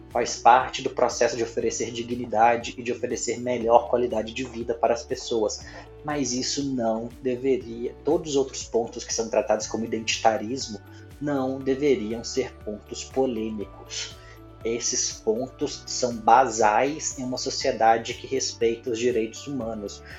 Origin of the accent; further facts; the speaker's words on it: Minas Gerais, Brazil; Eu nem sou religioso, mas como bom mineiro que sou, eu fiz primeira comunhão, eu fiz, eu me crismei, sou batizado na Igreja Católica